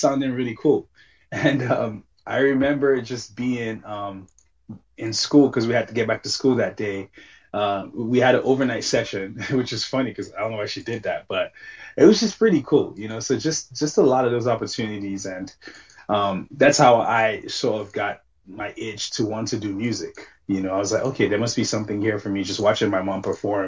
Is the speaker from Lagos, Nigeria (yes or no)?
yes; Lagos, Nigeria; I grew up in Lagos, Nigeria.